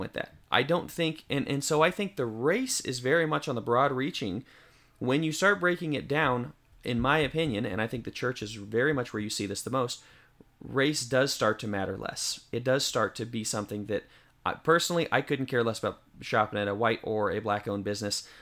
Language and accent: English; Denver, Colorado, United States; now in White Bluff, Tennessee, United States; I'm from Denver, but, uh, you know, I live in White Bluff, Tennessee.